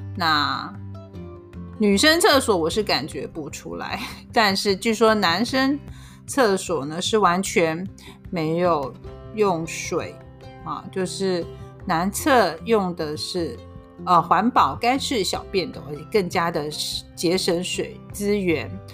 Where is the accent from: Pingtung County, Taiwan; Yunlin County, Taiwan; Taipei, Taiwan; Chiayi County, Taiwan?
Yunlin County, Taiwan; moved away; 我们的老家都是云林